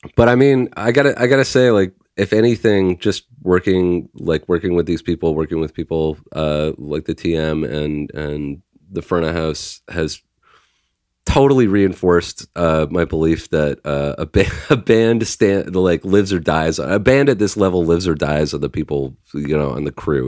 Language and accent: English; Canada; we're Canadian